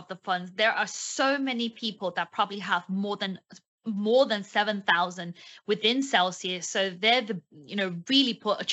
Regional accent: United Kingdom

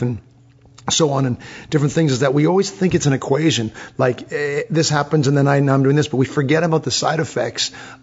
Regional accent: England, United Kingdom; I'm English

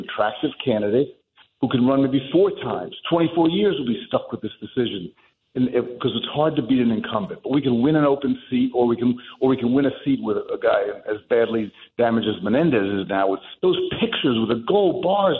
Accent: Union City, New Jersey, United States; we grew up together in Union City, born in the same year

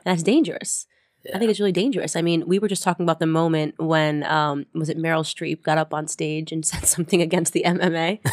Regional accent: Stamford, Connecticut, United States; also born or lived in New York City; little Stamford, Connecticut, where I grew up

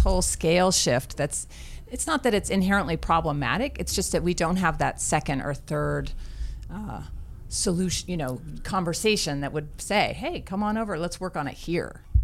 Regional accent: New Mexico, United States; southern New Mexico, my home state

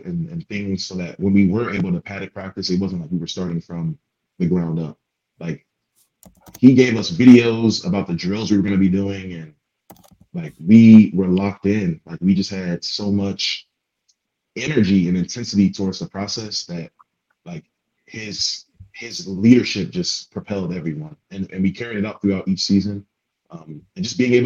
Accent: Atlanta, Georgia, United States; moved away as an adult; growing up in Atlanta

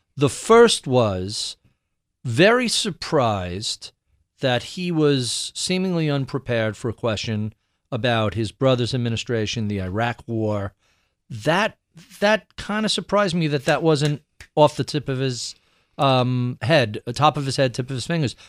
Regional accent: New York, United States; growing up in New York

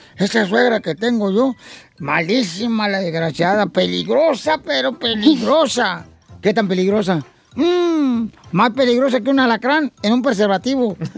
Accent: Michoacán, Mexico; somos los michoacanos

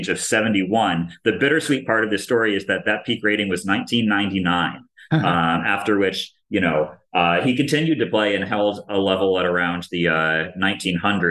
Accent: Maryland, United States; first chess club that I ever played at growing up in Maryland

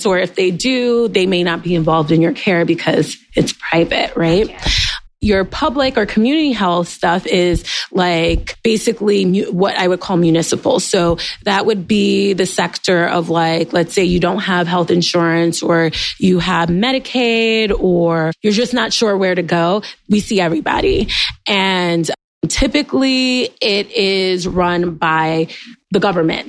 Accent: New York City, New York, United States; also born or lived in Fort Drum, New York / Walter Reed; I am born and raised in New York, but left for college, came back

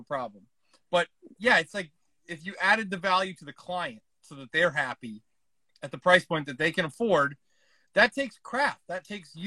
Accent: Kansas, United States; moved away; where I grew up in Kansas

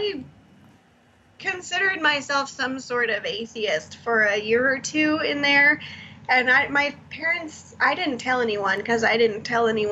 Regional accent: Lawrenceville, Georgia, United States; moved away as an adult; also born or lived in Florida / Tennessee / Syracuse / Boston; now in Charleston, United States; I was born in Florida, but I grew up in North Atlanta, in Lawrenceville and Cumming, Georgia

